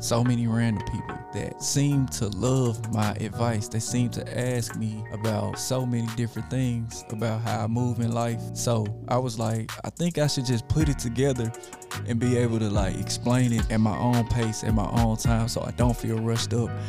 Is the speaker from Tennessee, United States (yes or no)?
yes; Memphis, Tennessee, United States; also born or lived in Arkansas; I went to elementary school, middle school, high school in Memphis, Tennessee. A lot of people know I am from Memphis, Tennessee